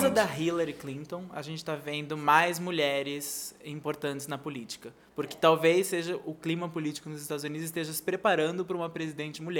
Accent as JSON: {"language": "Portuguese", "country": "Brazil", "said": "É verdade, nós somos brasileiros."}